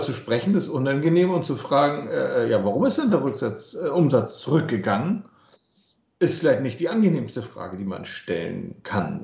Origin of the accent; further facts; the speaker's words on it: Germany; wir als Deutsche